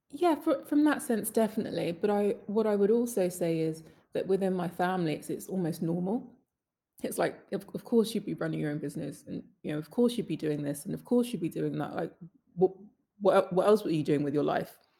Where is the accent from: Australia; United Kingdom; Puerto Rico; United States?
United Kingdom; London; I'm Northwest London, Willesden, proud. Love my hometown